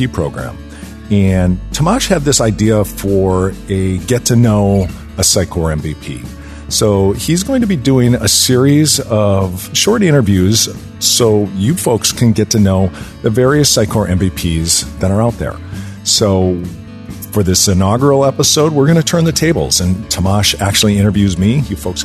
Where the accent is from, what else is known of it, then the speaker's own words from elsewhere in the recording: Minneapolis, Minnesota, United States; now in Milwaukee, United States; I'm originally from the Minneapolis Twin Cities area